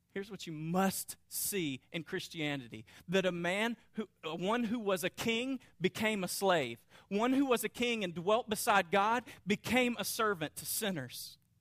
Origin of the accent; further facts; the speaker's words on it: North Louisiana, United States; I grew up in North Louisiana